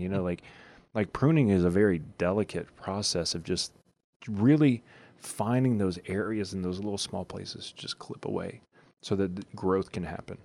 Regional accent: Louisiana, United States; I grew up in Louisiana

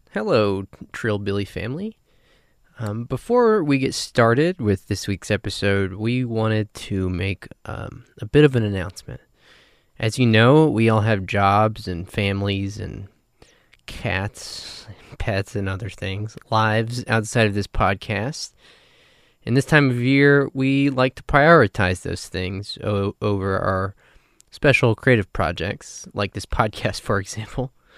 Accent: New Mexico, United States; moved away; also born or lived in Texas; I'm originally from the West. I'm from New Mexico

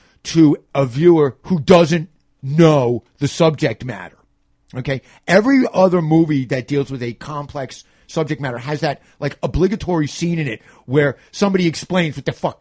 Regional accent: New York City, New York, United States; As a New Yorker

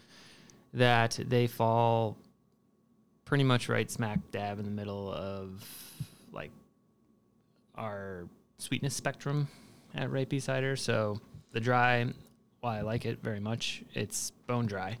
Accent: Chicago, Illinois, United States; also born or lived in Columbus, Ohio; I grew up in Saugatuck, which is on the northwest side of the city

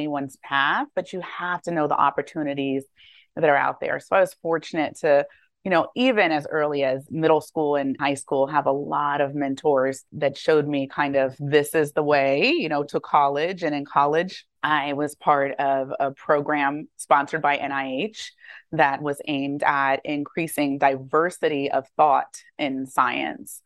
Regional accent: Maryland, United States; also born or lived in Atlanta, Georgia; I grew up actually in Maryland

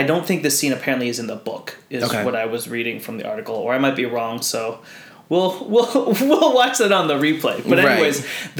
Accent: United States; first language Tagalog; So I was born and raised in the States.

